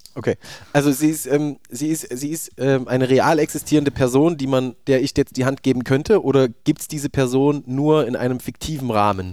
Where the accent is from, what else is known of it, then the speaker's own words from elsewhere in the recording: Thuringia, Germany; Ich bin auch Thüringer